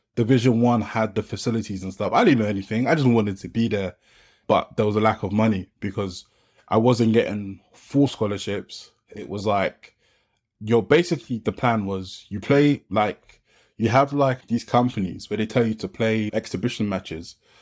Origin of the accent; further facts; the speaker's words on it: London, United Kingdom; I grew up in Peckham, South London